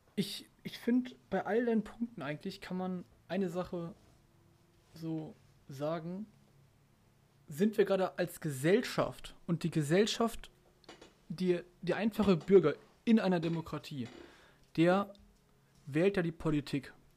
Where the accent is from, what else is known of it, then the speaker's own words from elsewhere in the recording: Germany; bei uns in Deutschland